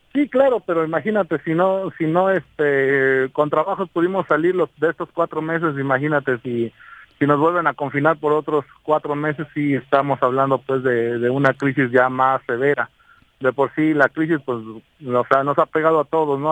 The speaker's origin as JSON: {"language": "Spanish", "town": "Cuernavaca", "region": "Morelos", "country": "Mexico", "said": "la mayoría de la gente que convivimos ahí en la Plaza Lido somos gente de Cuernavaca y gente que no nos queremos ir"}